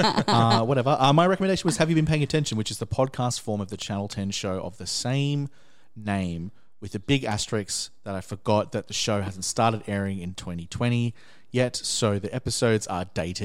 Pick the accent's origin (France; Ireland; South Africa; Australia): Australia; even as an Australian